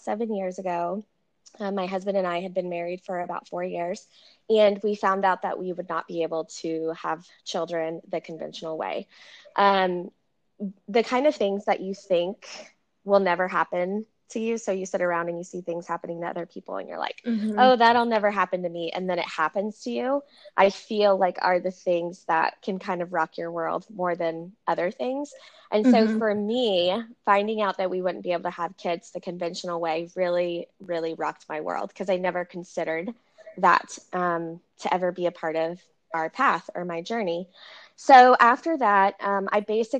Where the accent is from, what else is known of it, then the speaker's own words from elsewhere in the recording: Central Texas, United States; also born or lived in California; Born and raised in Central Texas